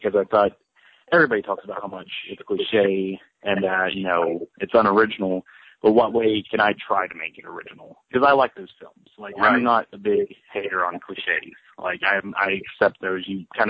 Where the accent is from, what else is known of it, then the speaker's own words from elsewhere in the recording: Ohio, United States; now in Kentucky, United States; I live in Kentucky. I grew up in Ohio.